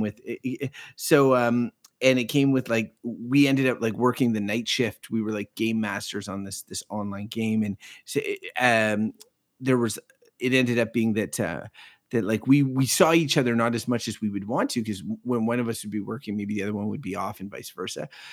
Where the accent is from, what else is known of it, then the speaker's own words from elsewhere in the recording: Quebec, Canada; now in Ottawa, Canada; I grew up in the province of Quebec